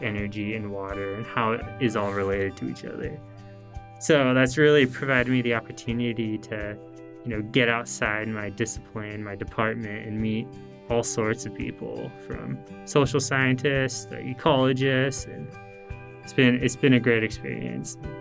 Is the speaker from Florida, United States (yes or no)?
no; Salt Lake City, Utah, United States; moved away; I'm originally from the Salt Lake City area in Utah